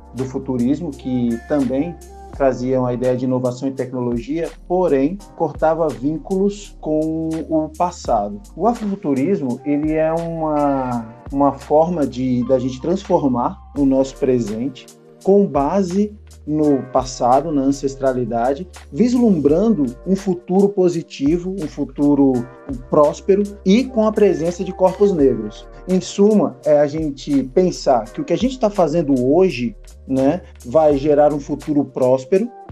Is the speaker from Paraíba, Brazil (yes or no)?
no; São Paulo, Brazil; also born or lived in Petrolina, Pernambuco; eu nasci em São Paulo, morei no Nordeste, em Petrolina, Pernambuco e voltei para São Paulo para dar sequência aos estudos e estou aqui até hoje